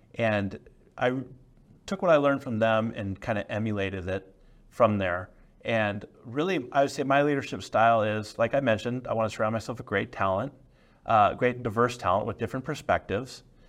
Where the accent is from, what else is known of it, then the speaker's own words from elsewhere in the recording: San Francisco Bay Area, California, United States; I grew up in the San Francisco Bay Area